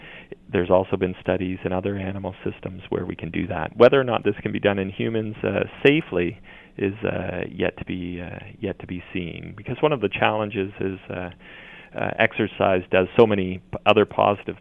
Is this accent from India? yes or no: no; Brantford, Ontario, Canada; as a young child growing up in Brantford, Ontario